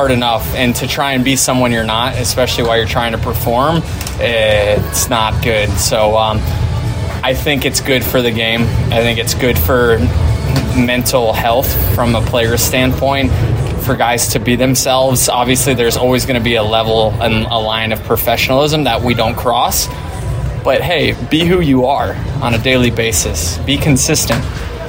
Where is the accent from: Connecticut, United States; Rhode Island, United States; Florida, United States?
Florida, United States; Tampa; Yeah, I think more. Just so it's my hometown, you know, there's a lot. There was a lot of people supporting me